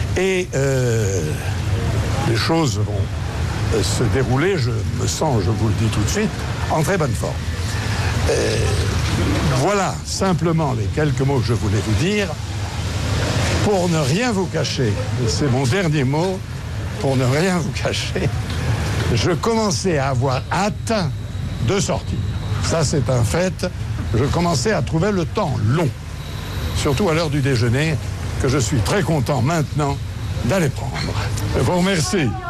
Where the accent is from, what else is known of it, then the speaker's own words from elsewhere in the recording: France; quand on est français